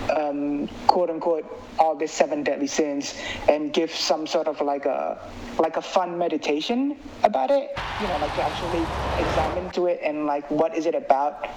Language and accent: English; Indonesia; moved away; I grew up in Indonesia.